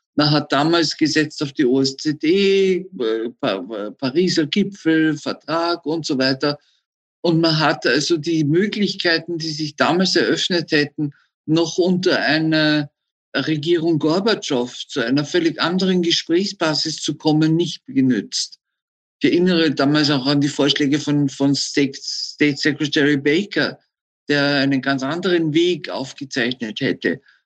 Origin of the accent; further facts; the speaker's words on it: Austria; wir selbst als Österreicher